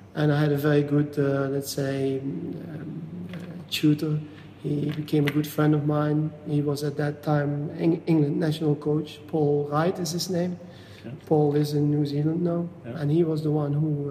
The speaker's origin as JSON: {"language": "English", "area": "Flemish part", "region": "Flanders", "country": "Belgium", "tie": "born or raised there", "second_language": "English", "moved": "as an adult", "lives_now": "Washington, United States", "said": "I grew up in a very small village in the northeast of Belgium. Mm-hmm um, 500 meters from the Dutch border. So it's a very it's it's called it's the Flemish part of Belgium"}